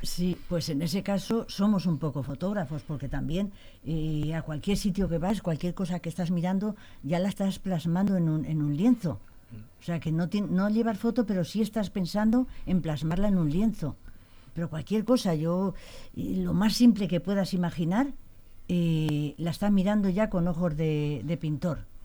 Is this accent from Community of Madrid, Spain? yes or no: no; Las Pedroñeras, Castilla-La Mancha, Spain; soy de Pedroñeras y está Belmonte, eh, también de Cuenca.